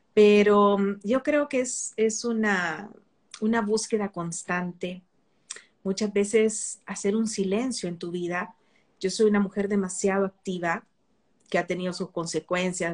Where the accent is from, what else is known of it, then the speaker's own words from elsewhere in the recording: El Salvador; Eso es lo que somos los salvadoreños